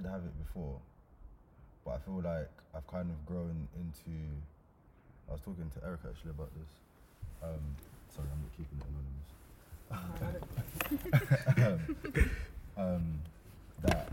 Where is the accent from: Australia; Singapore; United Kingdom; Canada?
United Kingdom; London; I grew up in Hackney when it was bad.